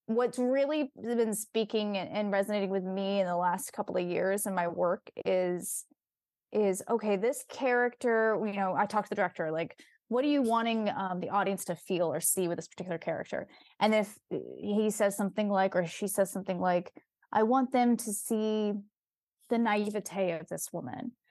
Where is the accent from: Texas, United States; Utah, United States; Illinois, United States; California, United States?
California, United States; Bay Area; also born or lived in Silicon Valley; I was raised in the Bay Area